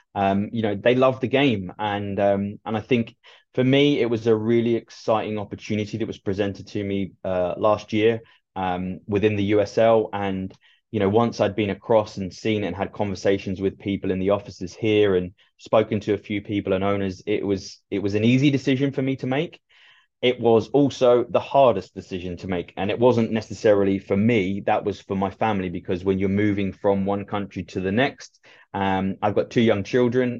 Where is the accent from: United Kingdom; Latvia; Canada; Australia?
United Kingdom; Ipswich, East of England; moved away as an adult; now in United States; I was just about to be scouted for playing football for my local team to transfer into Ipswich's then academy